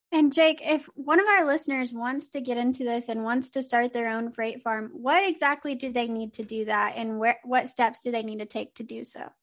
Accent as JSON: {"language": "English", "region": "Texas", "country": "United States", "said": "Texas is doing some good for landowners and that my home state is having a win"}